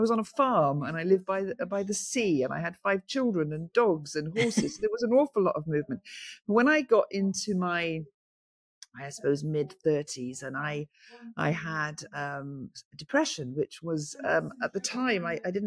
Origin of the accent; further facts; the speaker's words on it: St Davids, Wales, United Kingdom; Because I was born in St. David's, I've lived in St. David's all my life